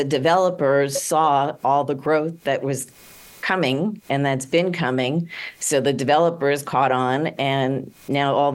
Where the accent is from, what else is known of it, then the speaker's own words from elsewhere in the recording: New York, United States; now in West Palm Beach, United States; I grew up in New York